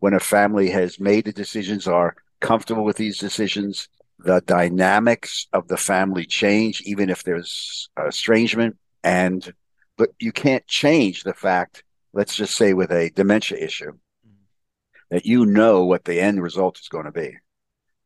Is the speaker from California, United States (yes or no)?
no; Philadelphia, Pennsylvania, United States; I'm from Philadelphia